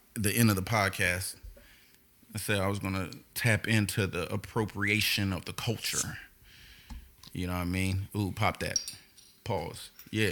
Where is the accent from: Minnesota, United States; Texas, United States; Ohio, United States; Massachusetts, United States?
Texas, United States; Houston; I was raised in Houston